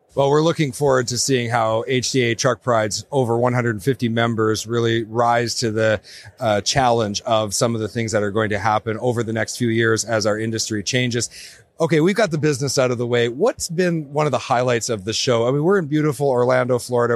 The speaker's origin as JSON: {"language": "English", "region": "Northern Canada", "country": "Canada", "said": "I'm from Northern Canada"}